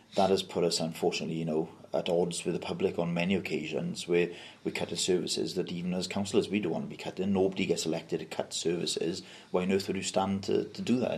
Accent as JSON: {"language": "English", "town": "Mountain Ash", "region": "Wales", "country": "United Kingdom", "tie": "born or raised there", "said": "I've always been born and bred in Mountain Ash. I still live there, that's where I represent"}